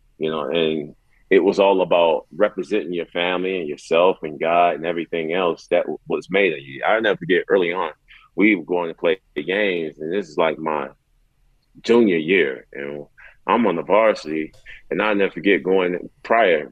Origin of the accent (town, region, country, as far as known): Chicago, Illinois, United States; born or raised there